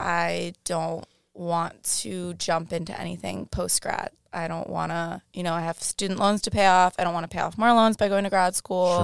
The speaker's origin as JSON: {"language": "English", "region": "Rhode Island", "country": "United States", "tie": "born or raised there", "also_born_or_lived": "Boston", "moved": "as an adult", "lives_now": "Miami, United States", "said": "I grew up grew up in Rhode Island"}